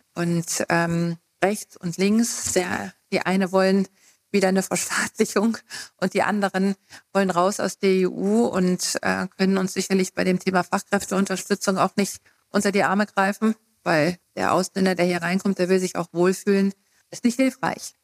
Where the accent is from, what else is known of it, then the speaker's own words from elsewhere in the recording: Hesse, Germany; moved away as an adult; now in Thuringia, Germany; ich bin ja Westdeutscher, also ich komme aus Hessen und bin eben 92 nach dem Studium nach Thüringen gekommen